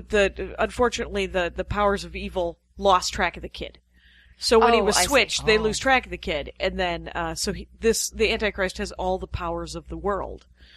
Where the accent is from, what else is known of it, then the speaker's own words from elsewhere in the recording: Menominee, Wisconsin, United States; I'm from Menominee, Wisconsin.